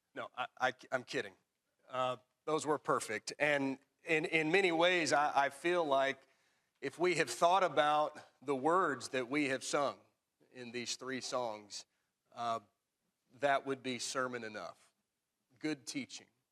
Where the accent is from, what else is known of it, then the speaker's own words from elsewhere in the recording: Tullahoma, Tennessee, United States; growing up in Tullahoma